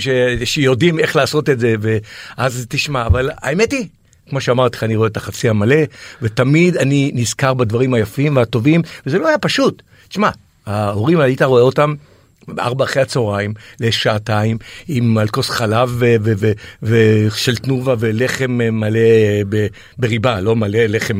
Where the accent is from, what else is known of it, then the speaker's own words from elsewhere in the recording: Israel; בתור ילד בקיבוץ